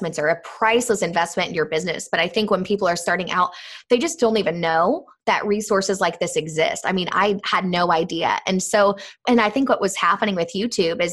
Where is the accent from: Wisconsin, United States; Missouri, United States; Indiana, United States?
Indiana, United States; Indianapolis; moved away as an adult; also born or lived in Florida; I'm from Indianapolis